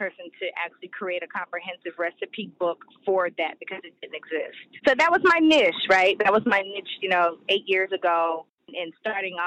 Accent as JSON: {"language": "English", "town": "Oklahoma City", "region": "Oklahoma", "country": "United States", "tie": "born or raised there", "moved": "yes", "lives_now": "Atlanta, United States", "said": "I grew up in Oklahoma City, Oklahoma, for the most part"}